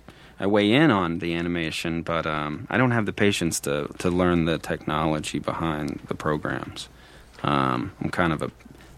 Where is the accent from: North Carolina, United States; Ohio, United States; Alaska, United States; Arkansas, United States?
Arkansas, United States; Fort Smith; also born or lived in Texas; now in Los Angeles, United States; I grew up in Arkansas and then I spent a lot of time in Texas before I moved out to Los Angeles.